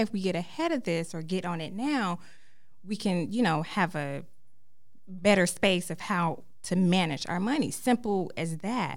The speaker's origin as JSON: {"language": "English", "town": "Fayetteville", "region": "North Carolina", "country": "United States", "moved": "as an adult", "lives_now": "Charlotte, United States", "said": "from Fayetteville, North Carolina"}